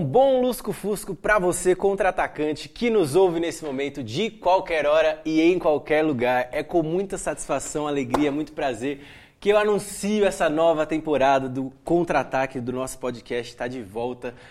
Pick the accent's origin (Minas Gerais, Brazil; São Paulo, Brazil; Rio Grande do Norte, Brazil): São Paulo, Brazil; Atibaia; eu sou, sou, natural de Atibaia